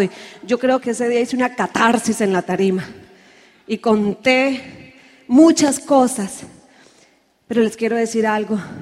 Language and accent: Spanish; Santander, Colombia; en mi tierra dice que los santanderianos somos los bravos del país